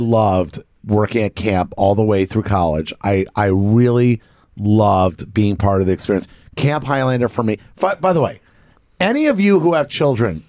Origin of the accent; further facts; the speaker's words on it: Miami, Florida, United States; growing up in Miami